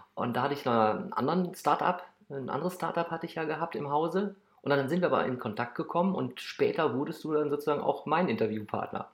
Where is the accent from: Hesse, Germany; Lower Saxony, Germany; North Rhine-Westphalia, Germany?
North Rhine-Westphalia, Germany; Krefeld; geboren in Krefeld